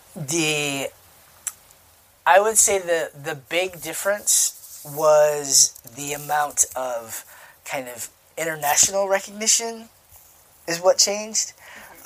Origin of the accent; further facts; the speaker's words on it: United States; now in Chicago, United States; me as like an American